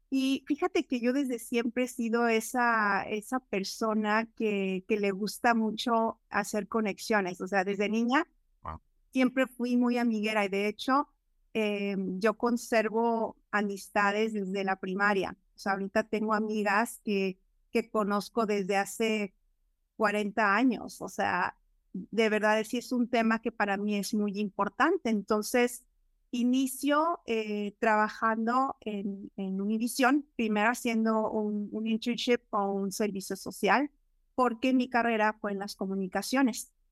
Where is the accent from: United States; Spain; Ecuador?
United States; Los Angeles, California; also born or lived in Mexico City; Pues nací en Ciudad de México, nací en Ciudad de México, pero crecí en, en mi adolescencia, este, desde mi adolescencia crecí en, en Los Ángeles.